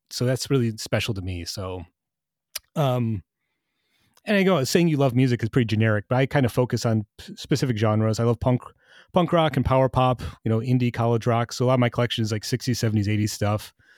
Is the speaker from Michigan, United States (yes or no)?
yes; Michigan, United States; growing up in Michigan